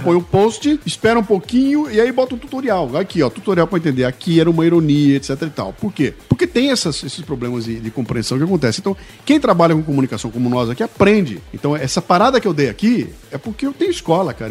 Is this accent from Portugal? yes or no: no; Brazil; eu como brasileiro